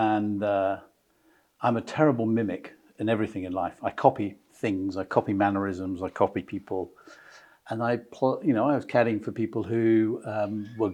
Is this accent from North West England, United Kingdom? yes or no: no; Brighton, South East England, United Kingdom; I was born in Brighton in Sussex, so very much a southerner.